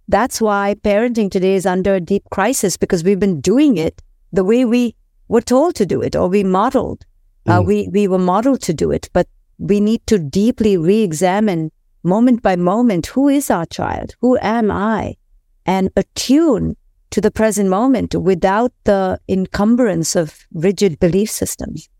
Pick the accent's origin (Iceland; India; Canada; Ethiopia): India; I grew up in India